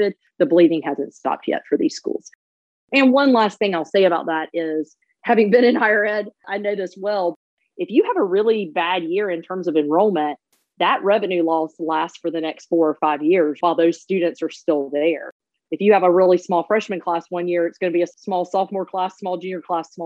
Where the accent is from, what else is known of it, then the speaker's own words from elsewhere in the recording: Georgia, United States; now in Charlotte, United States; I grew up in Georgia